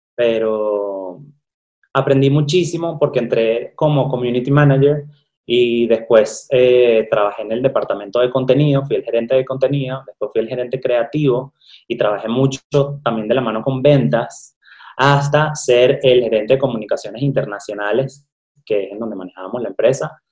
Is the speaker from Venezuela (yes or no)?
yes; Venezuela; moved away as an adult; now in Mexico; estudié comunicación social en Venezuela, soy de Venezuela